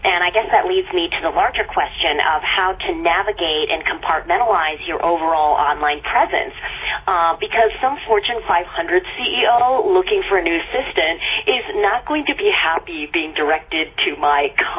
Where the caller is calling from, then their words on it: Los Angeles, California, United States; I'm calling from Los Angeles.